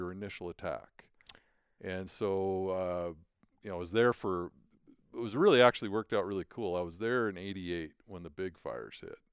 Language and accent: English; Billings, Montana, United States; also born or lived in Great Falls, Montana / Lewistown, Montana; I was born in Great Falls, and we lived in Lewistown for a while. And so, you know, growing up in Billings, going to high school here